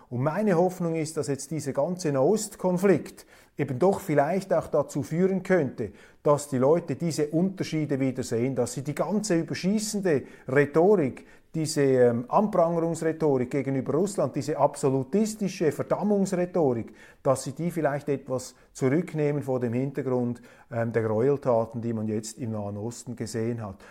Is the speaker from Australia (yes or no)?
no; Switzerland; ich bin als Schweizer sehr, sehr dankbar, Schweizer zu sein.